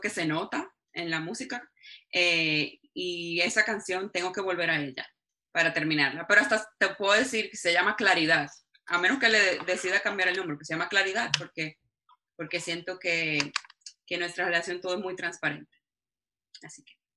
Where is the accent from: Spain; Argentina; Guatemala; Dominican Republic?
Dominican Republic; yo misma que soy dominicana